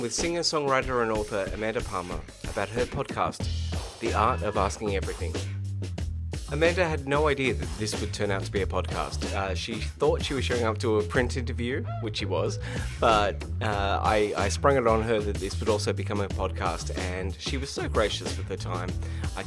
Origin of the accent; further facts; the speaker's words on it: Australia; as an Australian